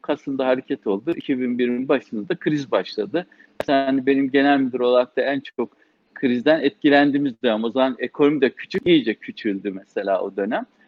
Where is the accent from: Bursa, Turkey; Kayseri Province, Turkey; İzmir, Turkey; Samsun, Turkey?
Samsun, Turkey; moved away as an adult; also born or lived in Trabzon / Istanbul; Samsun'da doğdum. Aslen Trabzonluyuz. İlk ortaokulu, lise eğitimimizi Samsun'da aldık.